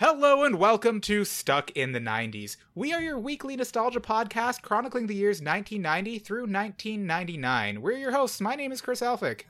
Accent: Canada; we're Canadian

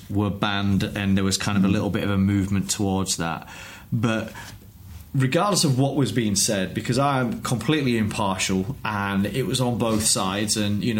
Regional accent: Yorkshire and the Humber, United Kingdom; I'm from Yorkshire.

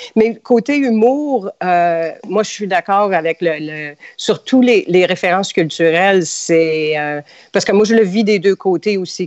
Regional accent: Montreal, Quebec, Canada; moved away as an adult; now in United States; je suis euh, née, j'ai grandi à Montréal

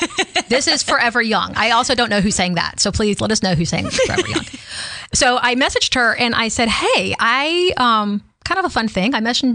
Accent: Slidell, Louisiana, United States; Because I grew up in Louisiana.

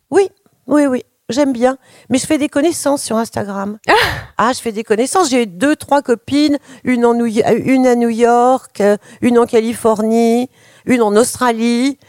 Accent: France; chez nous en France à mon époque

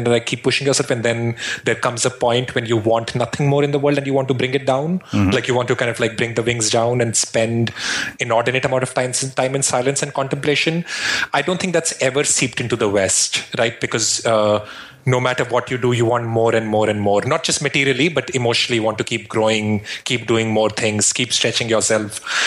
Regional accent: Shimla, Himachal Pradesh, India; moved away as an adult; now in Brooklyn, United States; I grew up in the Himalayas in India in a place called Shimla

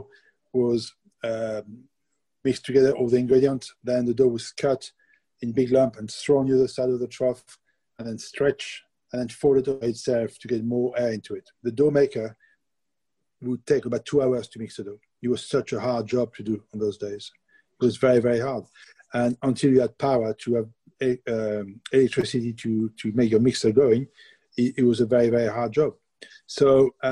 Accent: France; accent: French; English is a second language; moved away as an adult; now in United Kingdom; with my French accent.

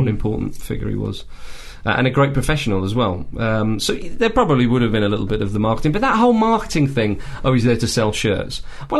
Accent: England, United Kingdom; we're English and he's English as well

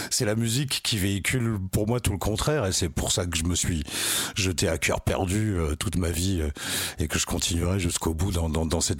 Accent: Picardy, Hauts-de-France, France; moi je suis de Picardie. Ouais. Ah non, je suis de, Picardie

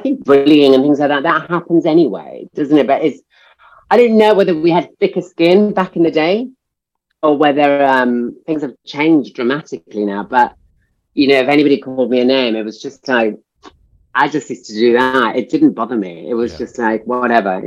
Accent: Swansea, Wales, United Kingdom; also born or lived in Chile / London; now in Barcelona, Spain; born in Chile, but we moved to London and then Wales. And so I grew up in Wales.

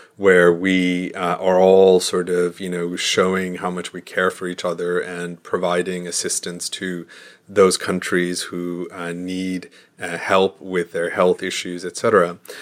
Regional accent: United States; I'm an American

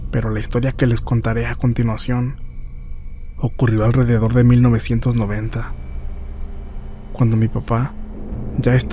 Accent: San Luis Acatlán, Guerrero, Mexico; Toda mi familia y yo somos del estado de Guerrero. Más específicamente, de unos pueblos que pertenecen al municipio de San Luis Acatlán, en la región de Costa Chica.

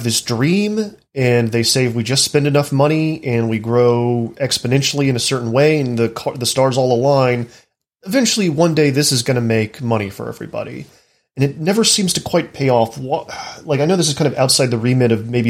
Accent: Texas, United States; my home state, Texas

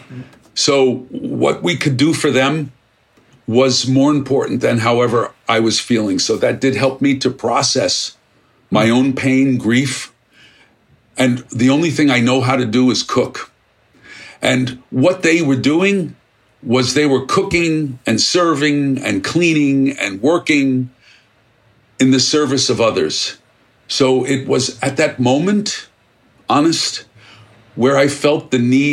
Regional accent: New York City, New York, United States; I grew up in Brooklyn

